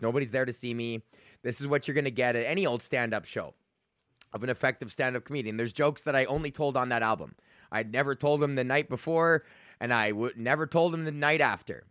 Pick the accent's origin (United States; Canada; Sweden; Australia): Canada; Alberta; I'm from Alberta